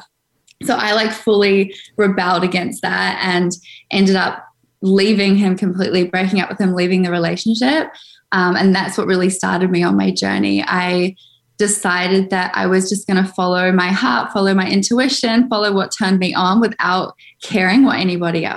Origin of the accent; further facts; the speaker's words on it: Auckland, New Zealand; I grew up in Auckland, New Zealand